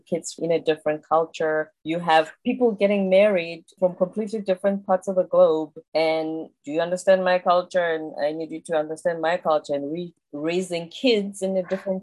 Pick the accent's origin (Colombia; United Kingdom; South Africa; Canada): South Africa; moved away; I'm South African